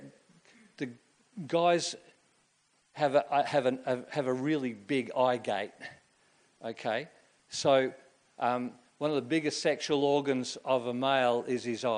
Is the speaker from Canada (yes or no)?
no; Queensland, Australia; I grew up in Queensland in the 1960s and 1970s